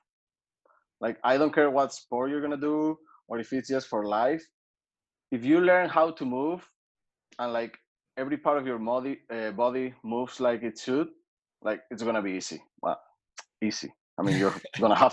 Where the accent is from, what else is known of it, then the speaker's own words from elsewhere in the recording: Asturias, Spain; also born or lived in North Carolina, United States; now in Madrid, Spain; where I'm from Asturias